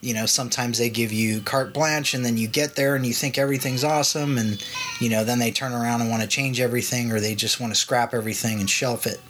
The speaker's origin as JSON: {"language": "English", "town": "Los Angeles", "region": "California", "country": "United States", "tie": "born or raised there", "said": "I was born in Los Angeles, and my mother was an executive for Universal. So I grew up on the Universal lot."}